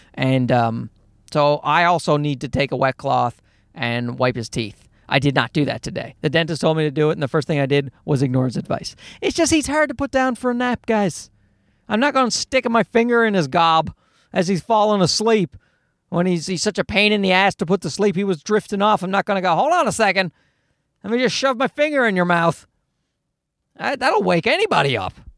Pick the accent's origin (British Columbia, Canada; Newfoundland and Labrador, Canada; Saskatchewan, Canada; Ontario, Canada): Newfoundland and Labrador, Canada; I grew up in Newfoundland, where they don't speak English well